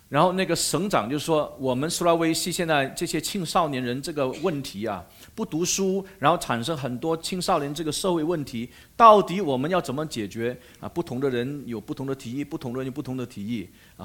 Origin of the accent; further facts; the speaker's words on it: Malaysia; 我是马来西亚人